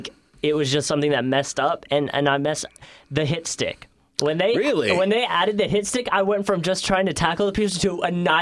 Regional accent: Philadelphia, Pennsylvania, United States; moved away as an adult; now in Jacksonville, United States; I grew up in Philly.

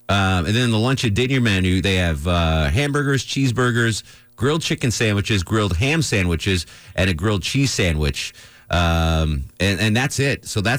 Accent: Connecticut, United States; I remember, growing up in Connecticut, there were no Waffle Houses in Connecticut.

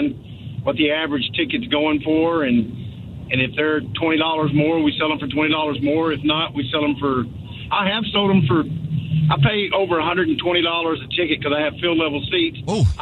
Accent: south of Houston, Texas, United States; moved away; my hometown back over south of Houston.

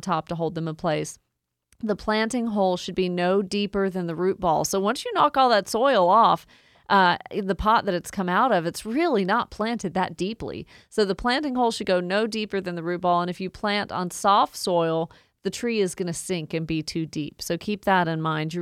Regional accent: Woodstock, Georgia, United States; my hometown in Woodstock, up to Cherokee County

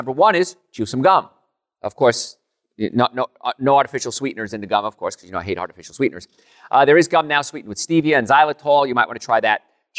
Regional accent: Jersey City, New Jersey, United States; born there; My father fell off a ladder before I was born in Jersey City, New Jersey.

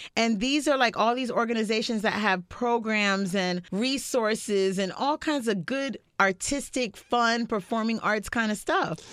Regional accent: North Miami, Florida, United States; I grew up in North Miami

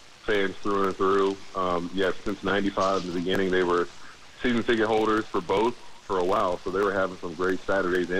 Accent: Jacksonville, Florida, United States; I've been born and raised in Jacksonville

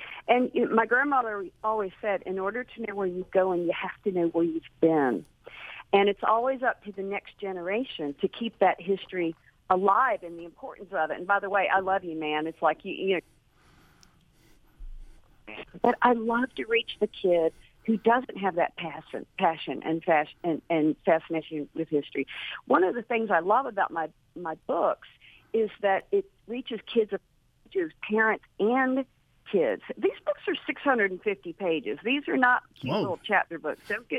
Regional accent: United States

